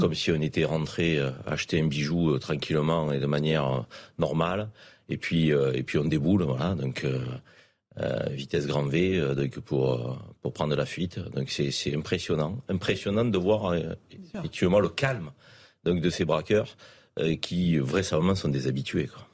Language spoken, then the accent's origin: French; Marseille, Provence-Alpes-Côte d'Azur, France; depuis que je suis Marseillais